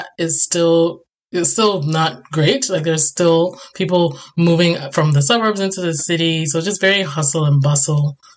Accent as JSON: {"language": "English", "country": "Ghana", "lives_now": "Canada", "said": "I went back to Ghana, had to re yeah. order my auntie versus auntie. So in my accent, there's going to be everything is in there."}